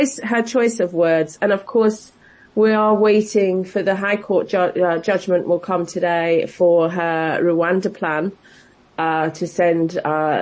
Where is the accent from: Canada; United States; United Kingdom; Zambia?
United Kingdom; as a British public